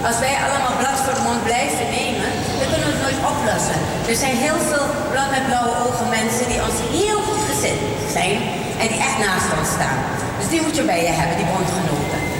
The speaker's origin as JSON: {"language": "Dutch", "country": "Suriname", "accent": "Surinamese", "moved": "yes", "lives_now": "Netherlands", "said": "Het ging alleen maar over een Surinaamse accent."}